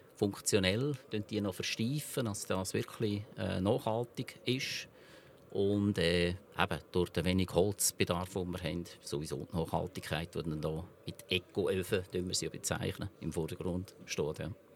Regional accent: Switzerland; der elterlichen Betrieb, wo ich aufgewachsen bin, in Honeri oder Hohenrhein

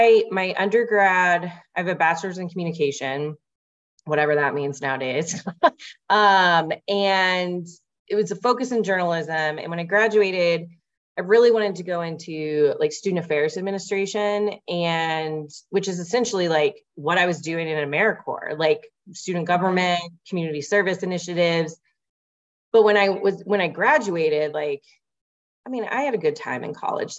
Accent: Louisville, Kentucky, United States; also born or lived in Portland, Maine; now in Denver, United States; I'm originally from Louisville, Kentucky

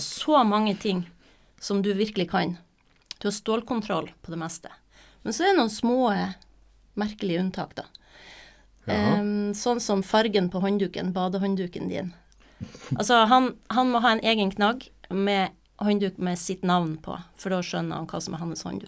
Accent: Nordland and Troms, Northern Norway, Norway; also born or lived in Buenos Aires, Argentina / Trøndelag; fra jeg var fire og ca. til i dag, så er det jo Nordland og Troms jeg har bodd

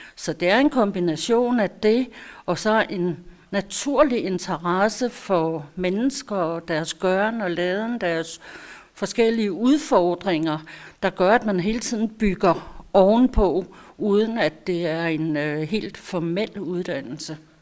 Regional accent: Holbæk, Zealand, Denmark; Jeg er født i Holbæk, jeg er opvokset i Holbæk

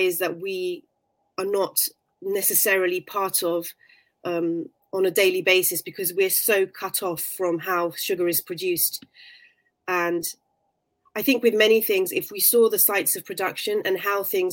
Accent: London, United Kingdom; I was born in London

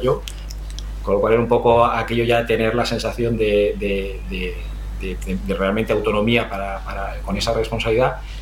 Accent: Region of Murcia, Spain; Yo soy un, un murciano de adopción que empezó hace ya 51 años eh, crecí, crecí y me, formé, me desarrollé allí

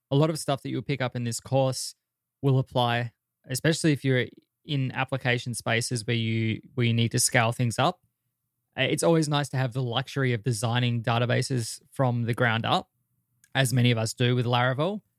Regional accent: Australia; they just launched a pop in my hometown

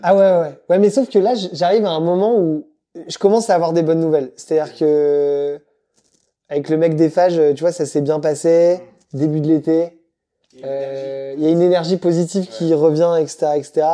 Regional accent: Madagascar; je viens de Madagascar

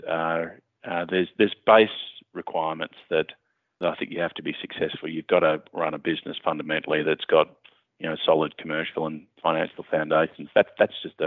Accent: Mornington Peninsula, Victoria, Australia; My folks had farms down the Mornington Peninsula, and I grew up being an avid surfer

